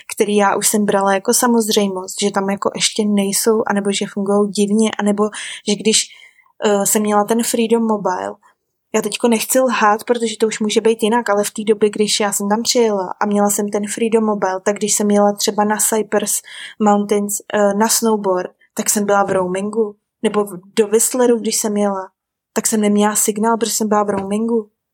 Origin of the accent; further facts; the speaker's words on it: Czechia; moved away as an adult; also born or lived in Vancouver, Canada; now in New Zealand; u nás v Čechách